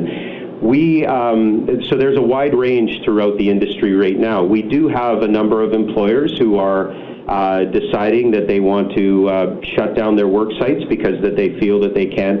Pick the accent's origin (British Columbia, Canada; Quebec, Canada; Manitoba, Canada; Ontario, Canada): British Columbia, Canada; as we all go through this as British Columbians